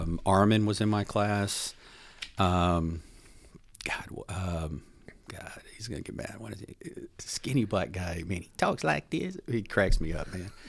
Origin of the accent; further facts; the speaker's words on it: Houston, Texas, United States; now in Dallas, United States; I grew up in Houston.